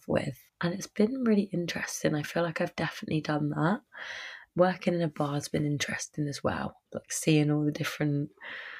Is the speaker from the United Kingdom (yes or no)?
yes; Surrey, South East England, United Kingdom; moved away as an adult; now in Byron Bay, Australia; I'm from Surrey in England, just outskirts of London